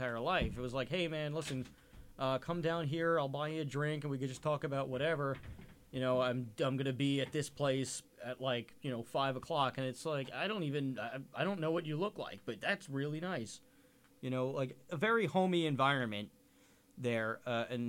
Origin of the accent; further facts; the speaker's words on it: New York, United States; I'm from New York